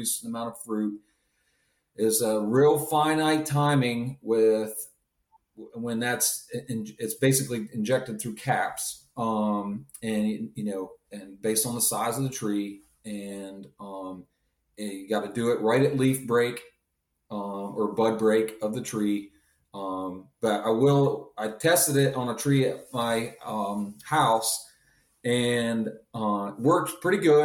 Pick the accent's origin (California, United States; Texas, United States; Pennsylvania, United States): Pennsylvania, United States; moved away; Me growing up in Pennsylvania